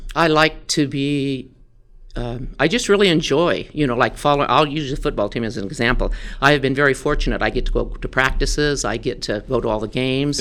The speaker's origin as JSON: {"language": "English", "town": "Dayton", "region": "Wyoming", "country": "United States", "tie": "born or raised there", "said": "I grew up in Dayton, Wyoming, so I'm a Tongue River Eagle."}